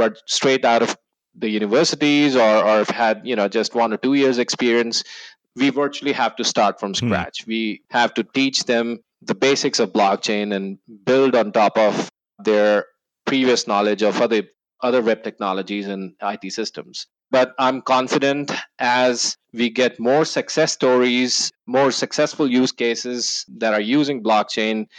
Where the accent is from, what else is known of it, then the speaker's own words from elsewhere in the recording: New Delhi, Delhi, India; moved away as an adult; also born or lived in New Zealand; now in Austin, United States; I was born in New Delhi, India. And yes, the capital of India. I was born and bred there